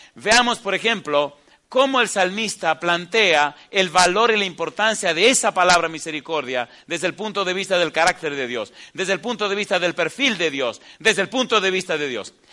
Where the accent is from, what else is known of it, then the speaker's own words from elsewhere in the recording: Dominican Republic; moved away; en la biblioteca que tengo allá en, mi país, en la República Dominicana